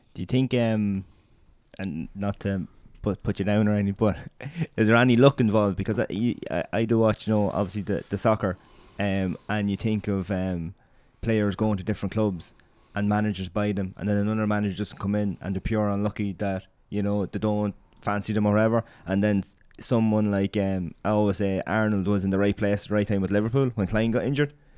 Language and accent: English; Meath, Leinster, Ireland; I'm from Mead